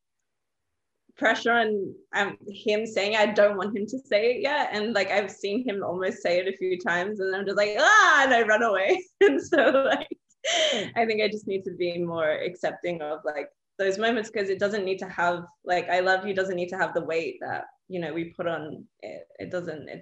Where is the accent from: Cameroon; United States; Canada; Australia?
Australia; I grew up in Australia. My parents immigrated from Palestine and Jordan.